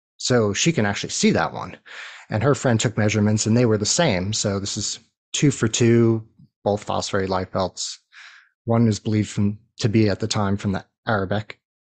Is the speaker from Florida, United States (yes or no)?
no; New York, United States; I grew up in New York